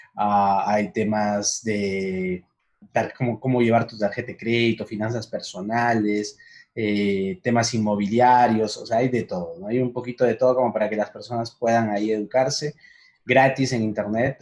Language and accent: Spanish; Huancayo, Junín, Peru; moved away as an adult; now in Medellín, Colombia; soy peruano, nací en Huancayo